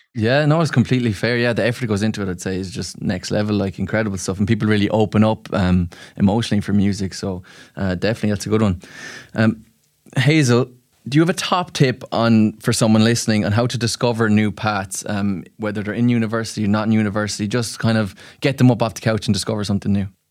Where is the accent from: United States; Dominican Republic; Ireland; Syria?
Ireland; as an Irishman